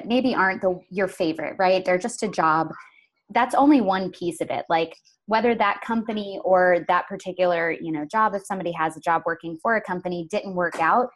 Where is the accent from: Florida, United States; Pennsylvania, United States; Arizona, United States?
Florida, United States; I lived on an orange grove growing up in Florida